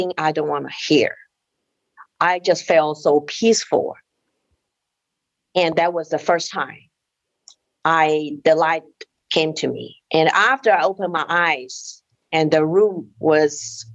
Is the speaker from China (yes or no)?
yes; China; moved away; I was born in China in 1964. We live in an apartment share of another family.